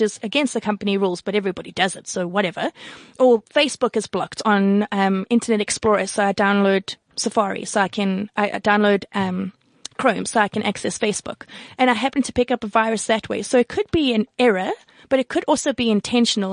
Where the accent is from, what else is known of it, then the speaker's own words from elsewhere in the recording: South Africa; I'm from South Africa